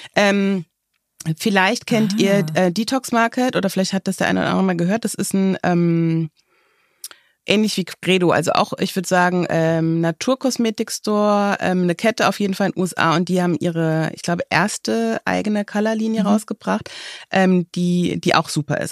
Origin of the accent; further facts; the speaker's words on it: Germany; bei uns in Deutschland